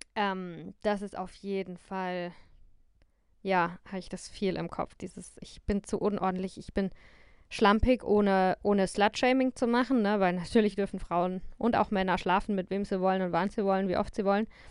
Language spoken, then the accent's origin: German; Germany; moved away as an adult; mich dann halt ähm, nochmal ganz anders als Deutsche wahrgenommen habe.